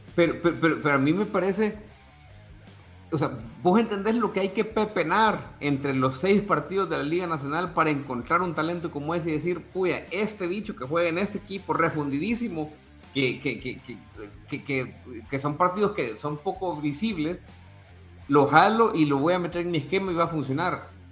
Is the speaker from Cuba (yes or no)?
no; El Salvador; soy salvadoreño